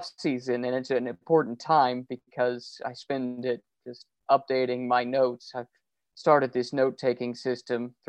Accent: Indianapolis, Indiana, United States; growing up in Indianapolis, the Indianapolis area, racing is such a big part of the local community.

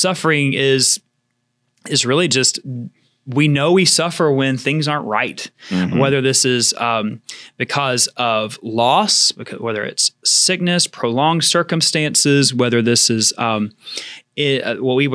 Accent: Georgia, United States; also born or lived in Florida panhandle; now in Florida, United States; growing up in Georgia

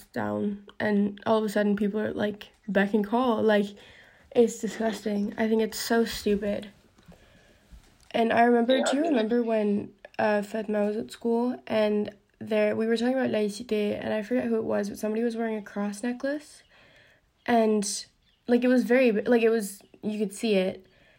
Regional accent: United Kingdom; also born or lived in Italy; now in United States; because I live in the US, and I'm British, and Italian

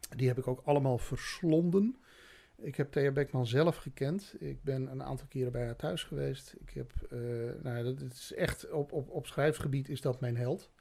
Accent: Friesland, Netherlands; ik kom uit Friesland en drie maanden geleden sprak ik geen woord Haags

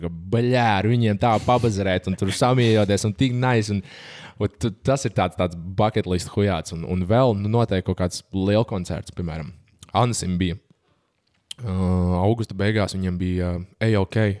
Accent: Valdemārpils, Kurzeme, Latvia; es pats tur nāku no Valdemāra pilsētas, tāds maza pilsēta

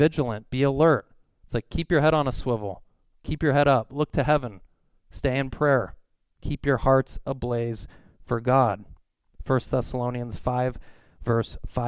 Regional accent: Simi Valley, California, United States; I'm from Simi Valley

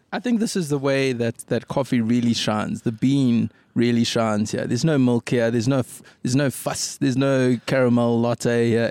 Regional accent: Durban, KwaZulu-Natal, South Africa; moved away as an adult; now in Cape Town, South Africa; For me, now home is Cape Town, but I'm originally from Durban. Lived there till, uh, till about nine years ago

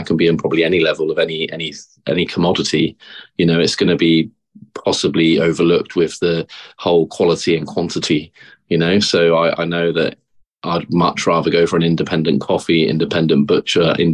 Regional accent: Bournemouth, South West England, United Kingdom; growing up in Bournemouth, it was a nice place to grow up

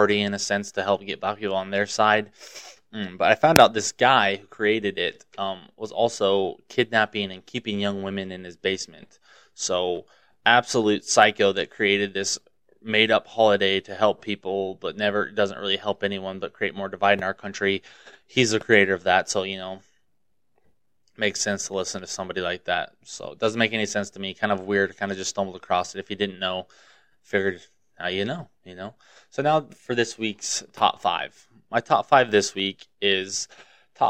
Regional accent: Montana, United States; I grew up in Montana

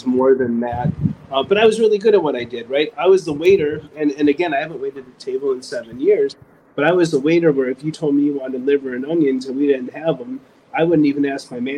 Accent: Evanston, Illinois, United States; moved away; I was raised in South Evanston, and my family loved me

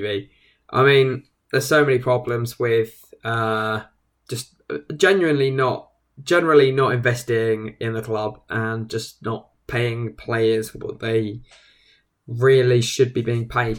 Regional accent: England, United Kingdom; we're English

